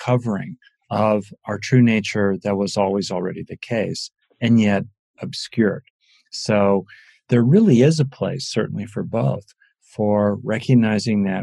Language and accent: English; Los Angeles, California, United States; I grew up in LA.